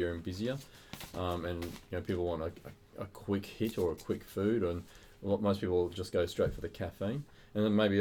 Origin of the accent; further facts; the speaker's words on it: Queensland, Australia; moved away; I'm originally from Queensland